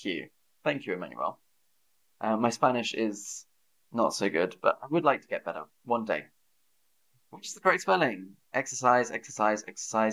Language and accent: English; United Kingdom; I'm British